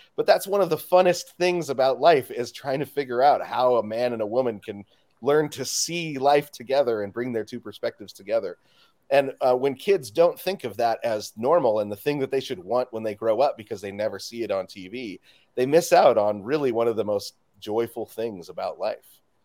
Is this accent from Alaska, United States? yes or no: no; Spokane, Washington, United States; I'm from Spokane, Washington